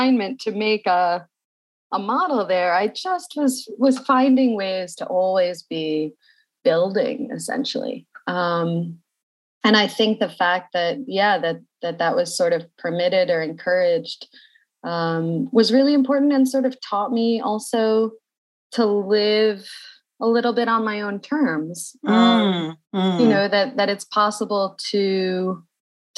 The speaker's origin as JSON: {"language": "English", "town": "Carmel", "region": "New York", "country": "United States", "tie": "born or raised there", "said": "I was born in Carmel, New York, just north of the city"}